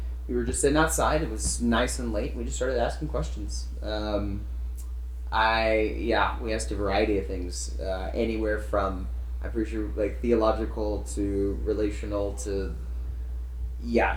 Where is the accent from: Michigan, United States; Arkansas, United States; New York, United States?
Arkansas, United States; moved away as an adult; also born or lived in Tennessee; now in California, United States; Originally from Arkansas, grew up there